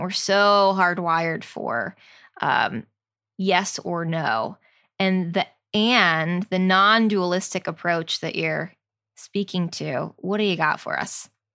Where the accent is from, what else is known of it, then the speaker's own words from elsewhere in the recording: New Jersey, United States; we're from New Jersey